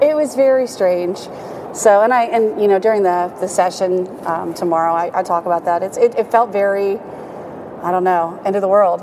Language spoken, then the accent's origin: English; Williamsport, Pennsylvania, United States; I grew up in Williamsport